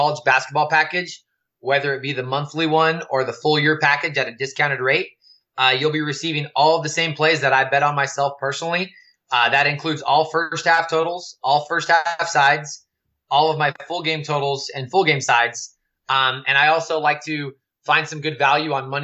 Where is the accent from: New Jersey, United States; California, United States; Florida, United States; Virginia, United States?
California, United States; growing up in California